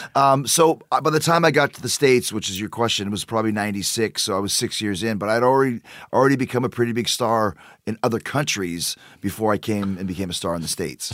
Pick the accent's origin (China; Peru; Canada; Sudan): Canada; Winnipeg, Manitoba; moved away; also born or lived in Calgary; I'm from Winnipeg, uh, Canada